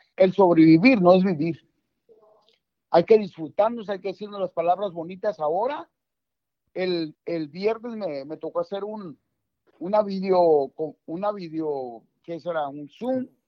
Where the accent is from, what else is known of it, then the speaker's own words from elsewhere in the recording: Mexico; voy a hablar mexicano porque soy mexicano.